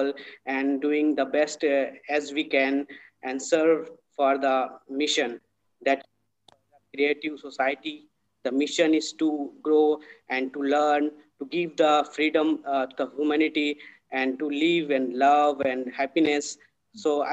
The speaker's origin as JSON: {"language": "English", "country": "India", "moved": "yes", "lives_now": "Dubai, United Arab Emirates", "said": "I'm basically from India. And right now I'm living in Dubai"}